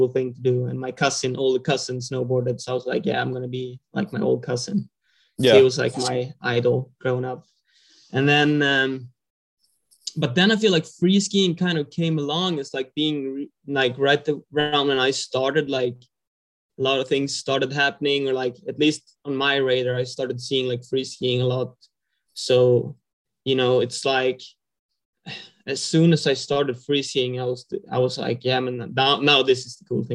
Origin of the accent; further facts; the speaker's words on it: northern Sweden, Sweden; English is a second language; I come from Sweden, northern parts of Sweden. I grew up on like the east coast of Sweden where it's super flat